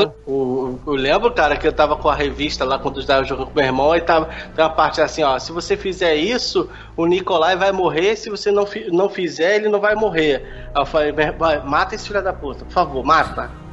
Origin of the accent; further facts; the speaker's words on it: Brazil; a gente é brasileiro